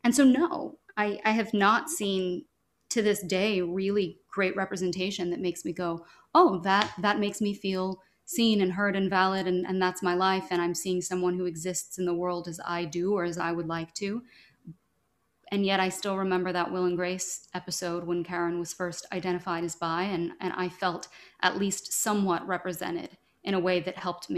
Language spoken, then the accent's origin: English; Louisville, Kentucky, United States; I'm from Louisville, Kentucky, and being a queer kid in Kentucky